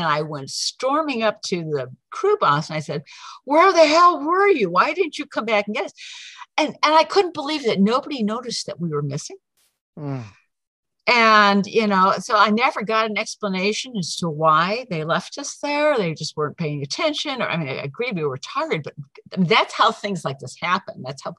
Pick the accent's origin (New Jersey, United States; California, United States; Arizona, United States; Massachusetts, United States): Arizona, United States; Prescott; because they knew I was originally from the Prescott area.